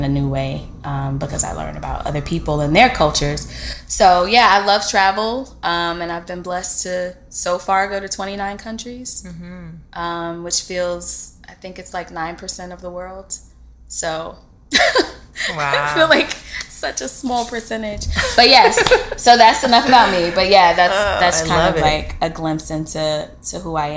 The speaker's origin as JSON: {"language": "English", "town": "New York City", "region": "New York", "country": "United States", "tie": "born or raised there", "said": "I'm like literally from Brooklyn, born, bred, both my parents as well as a grandparent."}